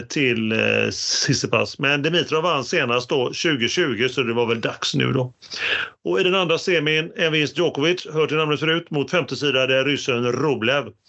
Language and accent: Swedish; Gothenburg, Västra Götaland, Sweden; som vi göteborgare säger, trökiga